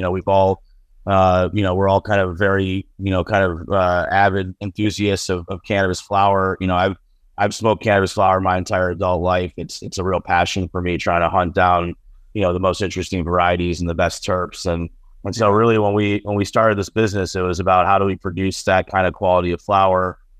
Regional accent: Buffalo, New York, United States; also born or lived in Ohio; I was born in Ohio. My parents came here from India in the 70s. My dad's an engineer. And then I mostly grew up in Western New York outside of Buffalo. So, you know, bad week for us Bills fans, but I'm from the Buffalo area.

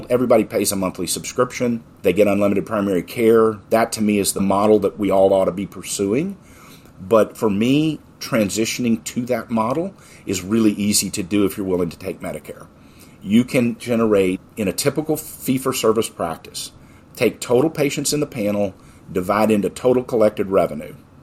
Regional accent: Texas, United States; I'm from Texas

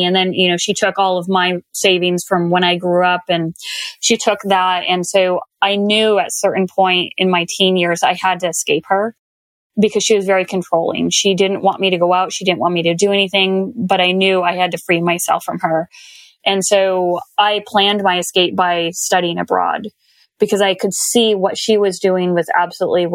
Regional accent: Arizona, United States; growing up in Arizona

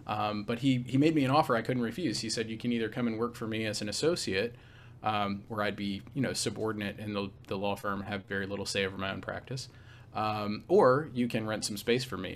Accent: Nashville, Tennessee, United States; also born or lived in Raleigh, North Carolina; I'm from, uh, near Nashville, Tennessee, so kind of, uh, the heartland of, of the, uh, southeastern United States.

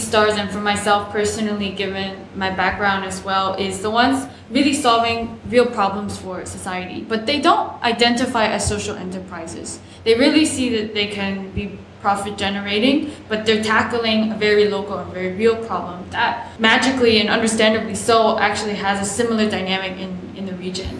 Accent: South Carolina, United States; my home state, South Carolina

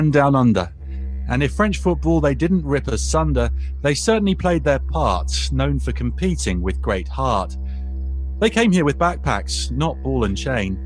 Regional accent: England, United Kingdom; moved away; Growing up in England meant neighbours and home and away.

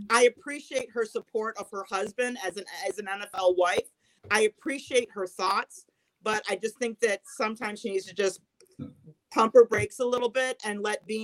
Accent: Long Island, New York, United States; I'm from Long Island.

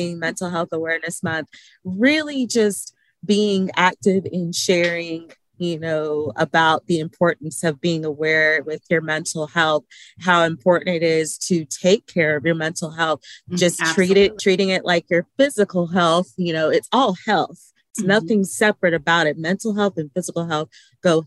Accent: Alabama, United States; I am a small town girl from Lynette, Alabama, raised for majority of my life. I am proud of my hometown

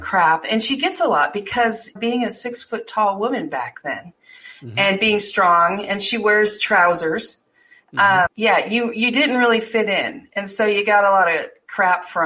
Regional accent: Deadwood, South Dakota, United States; moved away; I grew up a lot in Deadwood

